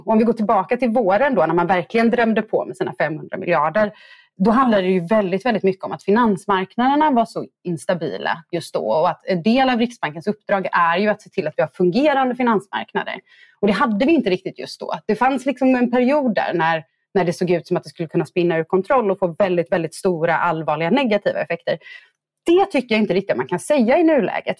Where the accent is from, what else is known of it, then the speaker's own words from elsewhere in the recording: Gothenburg, Västra Götaland, Sweden; som göteborgare